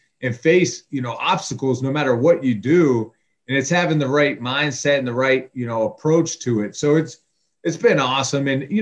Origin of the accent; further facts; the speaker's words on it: Pittsburgh, Pennsylvania, United States; moved away as an adult; now in Toledo, United States; I grew up in Pittsburgh, Pennsylvania